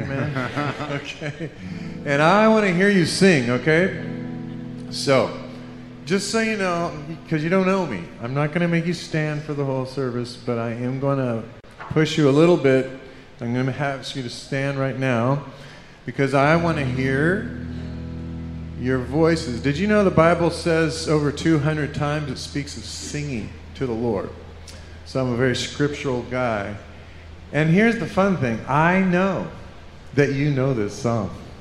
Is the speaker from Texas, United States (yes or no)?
yes; El Paso, Texas, United States; now in Los Angeles, United States; I'm actually a Texan. I grew up, born and raised in El Paso